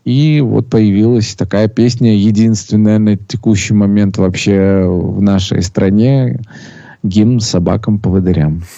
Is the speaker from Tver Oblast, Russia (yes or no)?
no; Sochi, Krasnodar Krai, Russia; родился я в городе э, Сочи